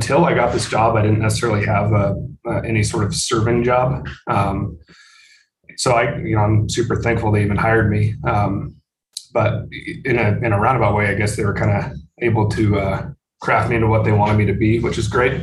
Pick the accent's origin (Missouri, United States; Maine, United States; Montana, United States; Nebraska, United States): Montana, United States; Billings; also born or lived in Missoula, Montana; now in Helena, United States; I'm from Billings, which is just east of Helena. It's Montana's biggest city.